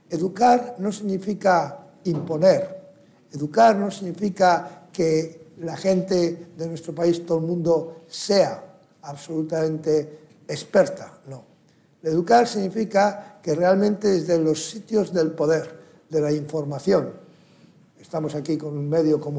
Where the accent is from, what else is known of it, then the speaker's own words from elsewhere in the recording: United States; Hemos visto en Estados Unidos, donde yo provengo y además soy ciudadano americano también